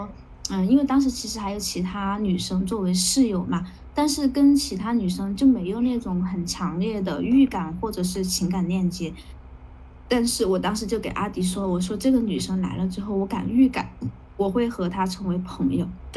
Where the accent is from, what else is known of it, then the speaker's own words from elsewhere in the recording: Guangdong, China; 真的要反省一下，身为一个广东人，居然没竟然没怎么穿过吊带。